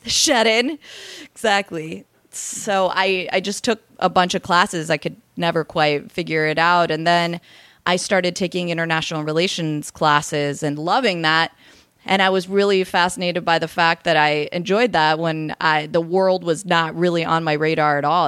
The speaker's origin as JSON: {"language": "English", "town": "Riverside", "region": "California", "country": "United States", "tie": "born or raised there", "said": "I'm originally from Riverside, California."}